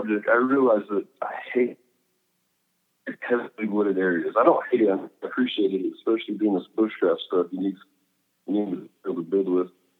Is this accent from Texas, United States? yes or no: yes; Plainview, Texas, United States; moved away; I always loved Plainview. You know, I had so many good experiences growing up there